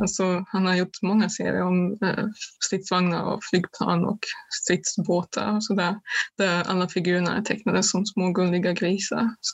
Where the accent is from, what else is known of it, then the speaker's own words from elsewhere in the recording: Germany; moved away; mitt hemland Östtyskland